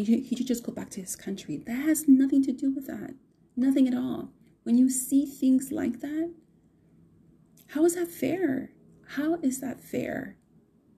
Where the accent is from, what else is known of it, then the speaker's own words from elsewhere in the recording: United States; I am a Latina, Chicana, Mexican-American, American